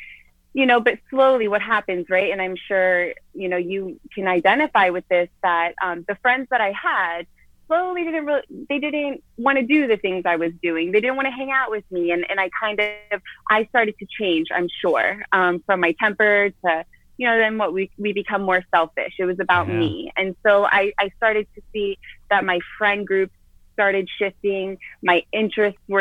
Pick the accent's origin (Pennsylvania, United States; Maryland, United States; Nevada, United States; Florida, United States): Florida, United States; Wellington; I was born and raised in Florida. I'm from Wellington, Florida, to be exact